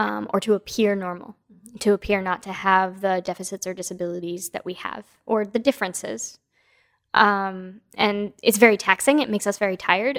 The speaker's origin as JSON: {"language": "English", "region": "East Coast", "country": "United States", "tie": "born or raised there", "moved": "yes", "lives_now": "West Coast, United States", "said": "I was born on the East Coast, and now I live on the West Coast."}